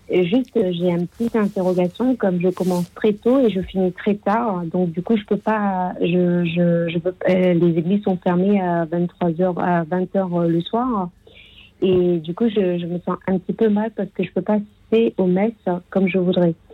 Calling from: Menton, Provence-Alpes-Côte d'Azur, France; Et je, voilà, je suis de Menton dans le 06. Euh, j'appelle en effet euh, pour un petit témoignage et aussi une petite question derrière.

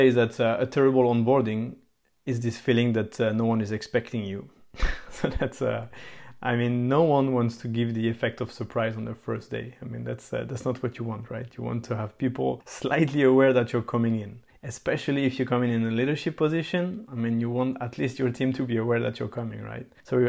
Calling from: Belgium; I mean, I'm talking here from Belgium here, so it's common that you need to ask for a specific layout.

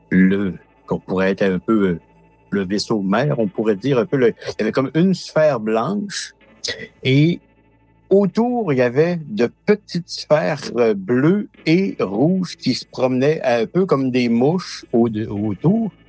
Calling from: Matane, Quebec, Canada; je suis près de Matane, au Québec, au Canada.

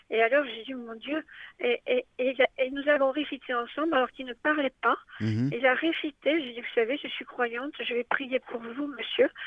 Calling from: Vence, Provence-Alpes-Côte d'Azur, France; Bonjour Père Mathieu, alors euh, moi je suis de Vence, je vous appelle pour euh, ma famille

